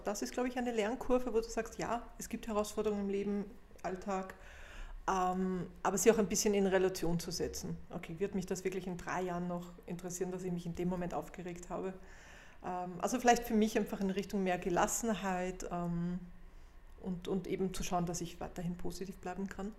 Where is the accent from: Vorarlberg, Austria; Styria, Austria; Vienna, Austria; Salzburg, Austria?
Vienna, Austria; bei uns in Wien